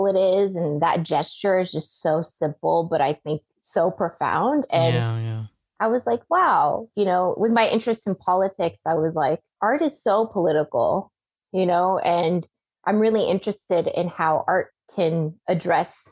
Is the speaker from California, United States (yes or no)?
yes; Central Valley, California, United States; moved away as an adult; growing up in the Central Valley in California